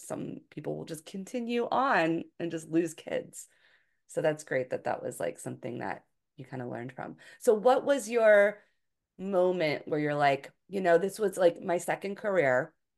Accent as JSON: {"language": "English", "town": "Philadelphia", "region": "Pennsylvania", "country": "United States", "also_born_or_lived": "Hawaii", "moved": "as an adult", "said": "I'm from the Philadelphia area"}